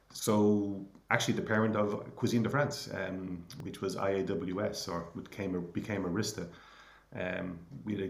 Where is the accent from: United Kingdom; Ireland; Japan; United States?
Ireland; Clonsilla, Leinster; we grew up in Clonsilla, went to school in Coolmine Community School